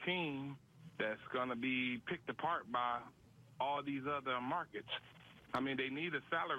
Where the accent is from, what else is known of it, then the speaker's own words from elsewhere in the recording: Cleveland, Ohio, United States; I'm a Cleveland Indian fan, born and raised in Cleveland.